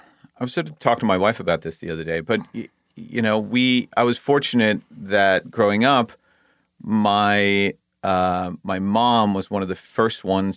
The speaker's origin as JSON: {"language": "English", "country": "Denmark", "tie": "born or raised there", "moved": "as an adult", "lives_now": "Los Angeles, United States", "said": "I was born and raised in Denmark. My whole family is still back there. I moved to LA when I was 19."}